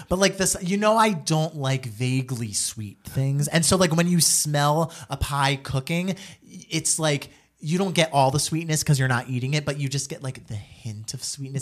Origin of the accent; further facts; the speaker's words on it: New Jersey, United States; I'm an Italian from Jersey